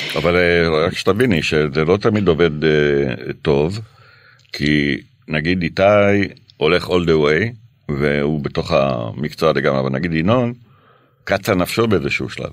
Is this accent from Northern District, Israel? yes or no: no; Jerusalem, Jerusalem District, Israel; moved away as an adult; also born or lived in Paris, France; אני גדלתי בירושלים. כן. בבאקה. Mm-hmm. אה, אני יליד ירושלים